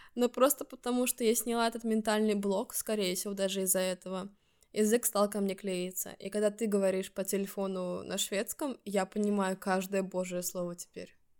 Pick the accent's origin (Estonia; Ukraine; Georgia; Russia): Estonia; first language Russian; moved away as an adult; now in Stockholm, Sweden; Я родилась в Эстонии, в русскоязычной семье